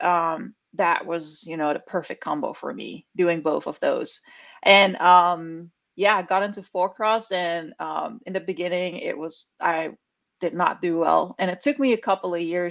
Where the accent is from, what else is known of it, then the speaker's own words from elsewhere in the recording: Netherlands; moved away as an adult; also born or lived in California; now in Bentonville, United States; I grew up in the Netherlands. I was born and raised there. I'm a country girl